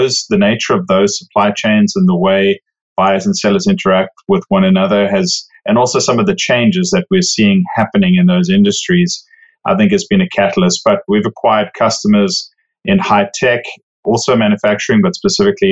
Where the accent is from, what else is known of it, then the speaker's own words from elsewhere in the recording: South Africa; moved away as an adult; now in Overland Park, United States; I actually, as you can probably tell from the accent, didn't grow up in the US. I grew up in South Africa.